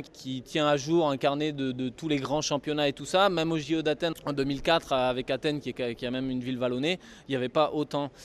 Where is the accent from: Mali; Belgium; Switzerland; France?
France; nous, en tant que Français